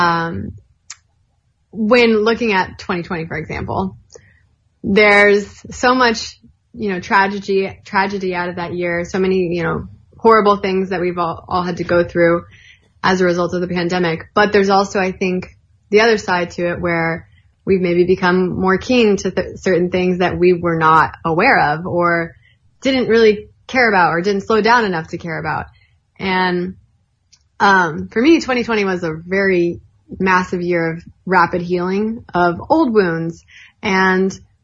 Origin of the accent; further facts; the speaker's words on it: Atlanta, Georgia, United States; I am half Lebanese, but yeah, I grew up in the South. Good old Southern girl.